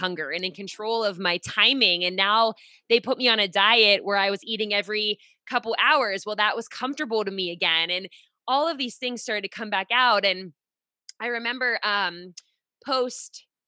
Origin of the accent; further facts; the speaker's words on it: Pittsburgh, Pennsylvania, United States; now in Rhode Island, United States; I'm in Rhode Island now. I'm originally from Pittsburgh